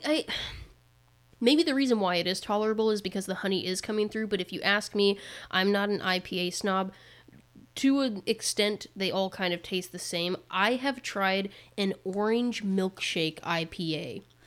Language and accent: English; Indiana, United States; We're from Indiana